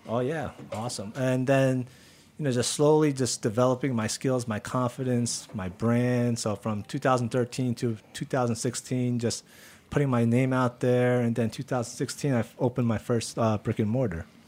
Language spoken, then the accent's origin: English; New Jersey, United States; I grew up in Jersey, so I didn't have real barbecue